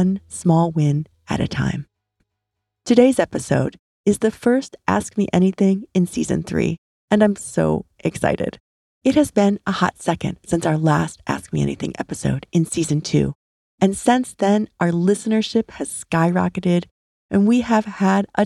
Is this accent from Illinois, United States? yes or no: yes; St. Charles, Illinois, United States; also born or lived in Pennsylvania; I grew up in Illinois, west of Chicago, in a suburb called St. Charles. Solid Midwest upbringing